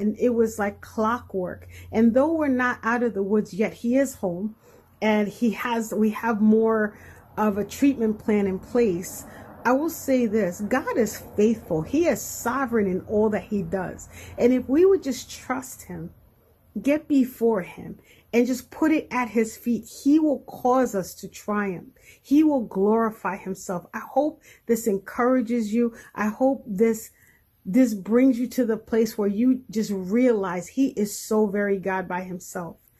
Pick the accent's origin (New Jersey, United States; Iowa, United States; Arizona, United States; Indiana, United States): New Jersey, United States; I am from New Jersey